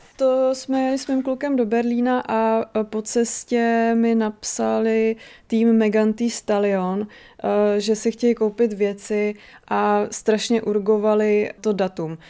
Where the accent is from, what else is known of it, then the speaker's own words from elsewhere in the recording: Náměšť nad Oslavou, Vysočina Region, Czechia; moje rodina pochází z náměště nad Oslavou